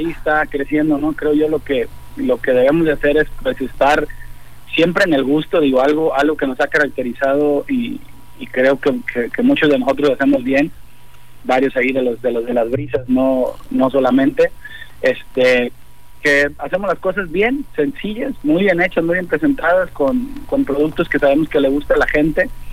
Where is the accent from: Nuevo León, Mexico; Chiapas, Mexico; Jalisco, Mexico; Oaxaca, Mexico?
Jalisco, Mexico; Autlán; moved away as an adult; now in Colima, Mexico; yo soy de Autlán, entonces me vine hace ya casi 28 años a, Colima a estudiar